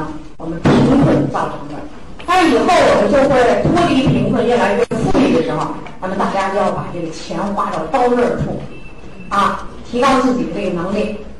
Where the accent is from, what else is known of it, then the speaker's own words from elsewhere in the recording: China; 我们中国人更有意思